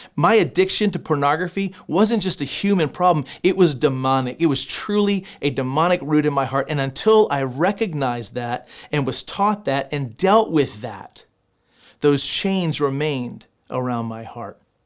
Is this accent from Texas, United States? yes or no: yes; Texas, United States; I'm from Texas